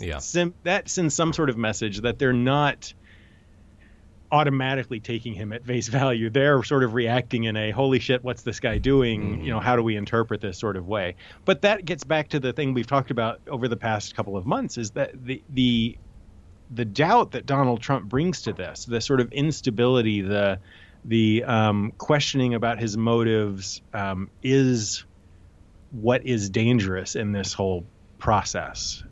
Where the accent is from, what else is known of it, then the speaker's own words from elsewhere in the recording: Texas, United States; I, am a Texan